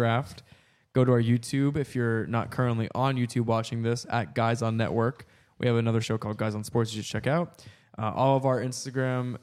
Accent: Milford, Pennsylvania, United States; moved away; That's what we called it back in Milford, Pennsylvania

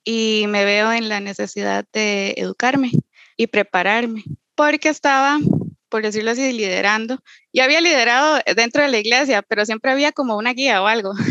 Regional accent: Costa Rica; bueno, soy, soy tica y soy de ascendencia peruana, quechua.

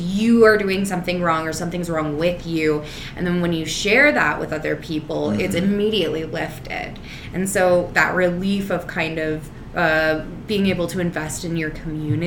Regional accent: Reno, Nevada, United States; growing up in Reno, Nevada, and being around a bunch of cowboy-esque types

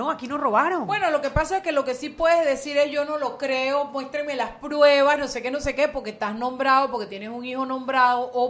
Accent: Panama; como un panameño que tenga dos dedos de frente y un real de autoestima puede sentirse

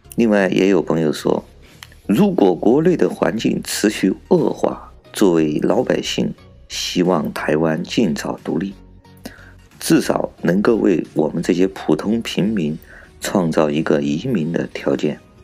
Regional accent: China; 我是来自中国大陆的

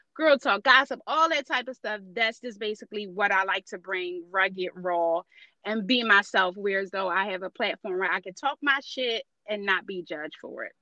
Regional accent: Philadelphia, Pennsylvania, United States; I'm born and raised in North Philadelphia, and just the odds and ends of being a Philly girl.

